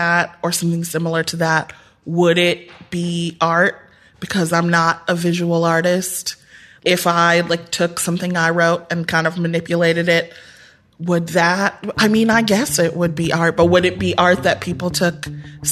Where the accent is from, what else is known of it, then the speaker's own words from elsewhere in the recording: Midwest, United States; I was the Midwest.